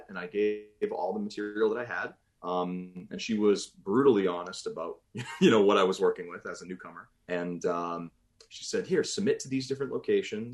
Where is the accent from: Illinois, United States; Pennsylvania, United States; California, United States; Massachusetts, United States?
Massachusetts, United States; Boston; accent: New England; moved away as an adult; Growing up in Massachusetts, I was a big Patriots